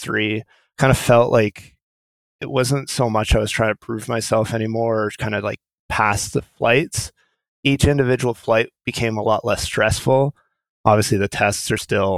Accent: Thunder Bay, Ontario, Canada; moved away; When I was a young kid, I grew up in Thunder Bay

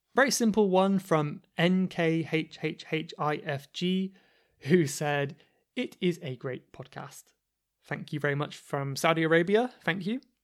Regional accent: Cornwall, South West England, United Kingdom; accent: Cornish; I don't know if this is a feature of the Cornish accent or not. I don't know if it is my accent

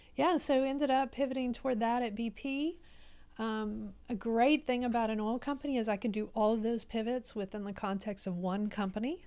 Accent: Baytown, Texas, United States; also born or lived in Houston, Texas; I grew up in Baytown, so on the other side of Houston

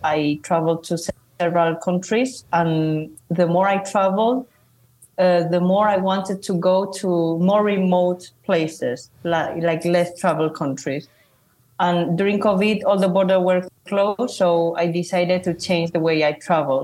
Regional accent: Zaragoza, Aragon, Spain; also born or lived in China / London / United States; I'm from Spain, from a city called Zaragoza, which is between Madrid and Barcelona. And I'm originally from China.

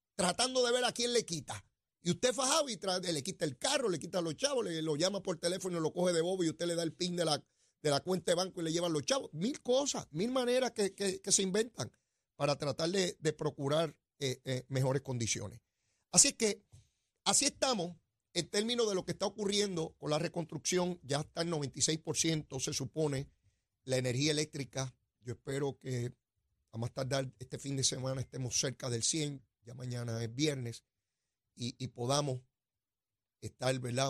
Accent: Puerto Rico; nosotros aquí

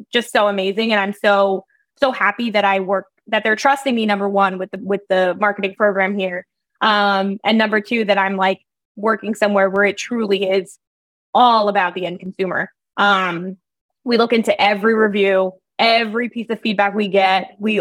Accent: New Jersey, United States; I grew up in New Jersey.

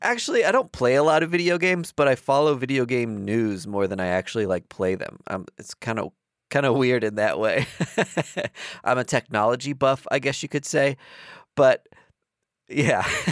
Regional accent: East Coast, United States; we're from the East Coast

